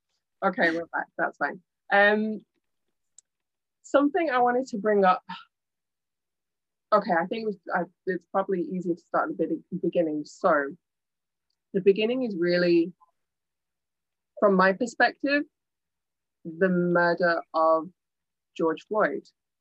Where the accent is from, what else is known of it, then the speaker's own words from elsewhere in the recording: India; Yeah, as a fellow Indian, I also love.